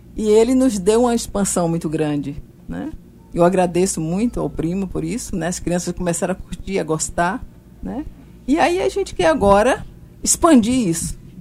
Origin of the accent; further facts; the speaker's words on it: Bahia, Brazil; moved away as an adult; now in João Pessoa, Brazil; eu nasci na Bahia